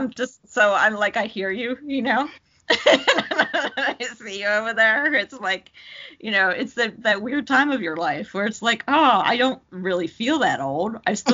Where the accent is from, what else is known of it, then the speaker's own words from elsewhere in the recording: New Jersey, United States; moved away as an adult; also born or lived in Brooklyn, New York; now in Tampa, United States; So when I moved, I lived there for 5 years. So it's like in my late 20s, and I grew up in Jersey, but I still always say I still have this tremendous affection for New York, and I've been in Florida way longer now.